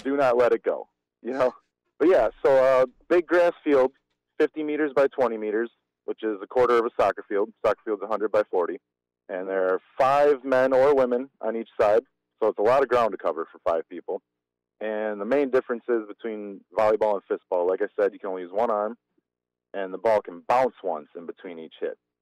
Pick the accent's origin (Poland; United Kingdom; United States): United States; Germantown, Wisconsin; I grew up in Germantown